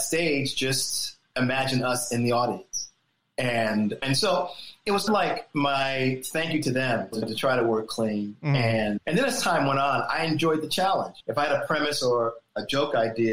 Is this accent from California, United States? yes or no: no; Springfield, Massachusetts, United States; now in New York City, United States; I come from Springfield, Massachusetts.